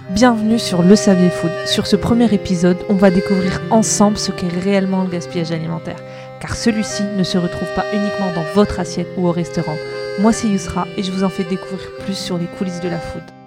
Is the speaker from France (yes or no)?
yes; France; nous, en tant que Français